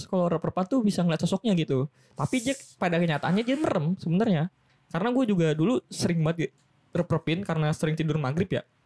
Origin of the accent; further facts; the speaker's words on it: Java, Indonesia; kalau uh, rumah baru biasa lah kan sebagai orang Jawa tuh kayak ada tatanan atau istilah atau bahasanya apa ya?